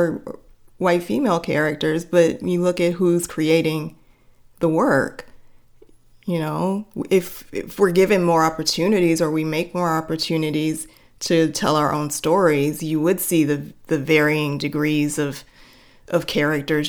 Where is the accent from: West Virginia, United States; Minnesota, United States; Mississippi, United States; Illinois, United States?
Illinois, United States; Chicago; Well, I grew up on the south side of Chicago, surrounded by black folks.